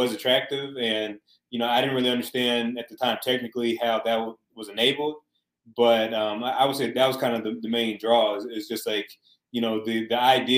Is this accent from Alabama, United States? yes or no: yes; Alabama, United States; moved away; I'm originally from Alabama